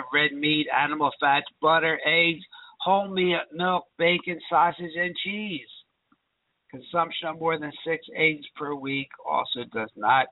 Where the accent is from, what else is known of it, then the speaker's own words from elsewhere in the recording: Philadelphia, Pennsylvania, United States; when I was raised in Philadelphia